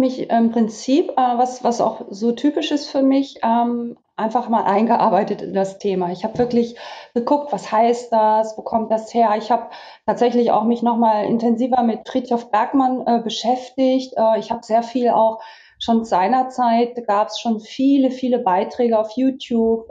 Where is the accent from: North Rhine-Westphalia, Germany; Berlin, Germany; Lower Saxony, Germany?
Lower Saxony, Germany; Vechta district; moved away; ich bin in meinem Heimatdorf tatsächlich aufgrund der Corona-Pandemie seit drei Wochen festgesetzt und im Kreis Fechter und sitze bei uns in der Küche in meinem Elternhaus